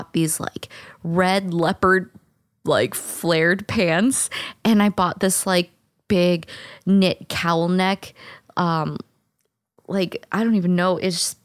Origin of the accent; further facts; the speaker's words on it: St. Louis, Missouri, United States; I'm from St. Louis